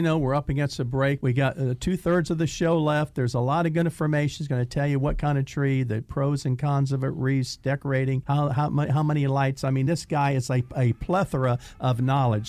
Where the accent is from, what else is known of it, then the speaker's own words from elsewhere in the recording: Indiana, United States; I'm from Indiana, and when I was a little boy, of course, we're talking about, like, sixty years ago, okay, when I was a little boy, in Indiana